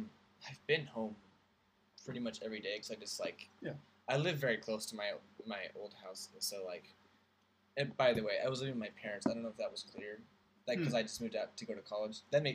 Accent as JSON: {"language": "English", "country": "United States", "lives_now": "Scotland, United Kingdom", "said": "I'm thinking like across the pond, like, because I'm an American here in Scotland."}